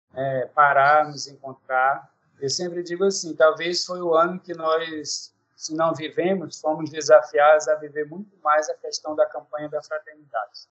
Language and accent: Portuguese; Acre, Brazil; moved away as an adult; now in Roraima, Brazil; Sou da Amazônia, né, sou natural do Acre, mas aqui em Roraima estou há 12 anos